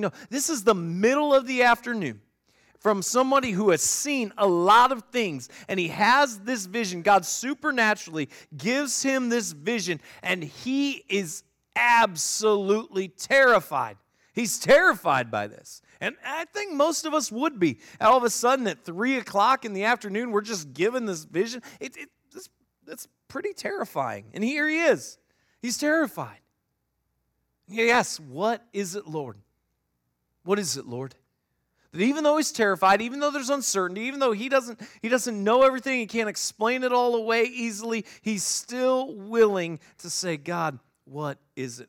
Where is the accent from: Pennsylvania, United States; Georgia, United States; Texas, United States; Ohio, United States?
Ohio, United States; Northeast; moved away; I grew up in Northeast Ohio.